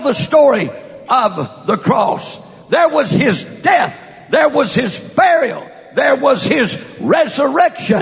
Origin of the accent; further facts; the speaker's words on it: West Texas, United States; moved away; also born or lived in California; born and raised in my formative years in West Texas, not East Texas